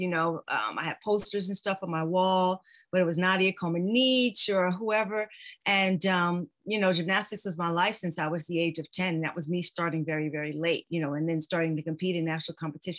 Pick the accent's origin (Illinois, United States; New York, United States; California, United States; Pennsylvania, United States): New York, United States; New York City; I'm a girl from Queens, New York, who is a Tom girl who used to climb every single tree in Queens and tear up my mother's house